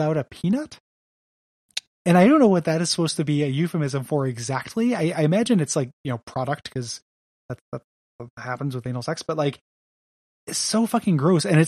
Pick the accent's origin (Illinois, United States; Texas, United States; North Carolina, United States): Illinois, United States; DeKalb; the nicest country club in DeKalb, Illinois, is still not very nice, but still was like, the hoi polloi of my shitty hometown